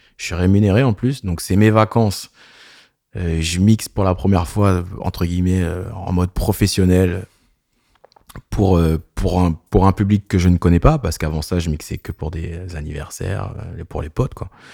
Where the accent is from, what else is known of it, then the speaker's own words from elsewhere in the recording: a small village near Clairefontaine, Paris region, Île-de-France, France; moved away as an adult; J'habite dans le Sud depuis 10 ans, mais euh, je viens d'un petit village à côté de Clairefontaine.